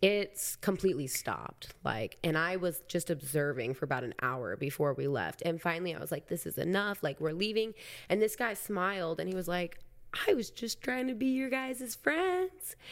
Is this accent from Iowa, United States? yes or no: yes; Council Bluffs, Iowa, United States; moved away as an adult; I was from Council Bluffs